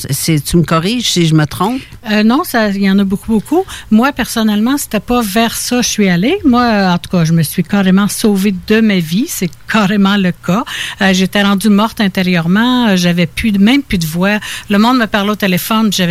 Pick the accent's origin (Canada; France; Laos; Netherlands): Canada; Quebec; also born or lived in Ontario; Mais, mais sinon, tu j'ai été élevée dans les petits villages, Saint-Benoît, Saint-Placide, La Chute, j'ai été en, Estrie.